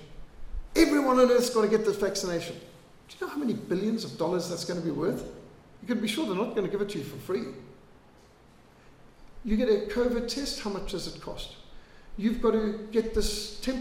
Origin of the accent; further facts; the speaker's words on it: Zimbabwe; now in South Africa; I was brought up in Rhodesia. We were brought up with bilharzia, malaria, tick bite fever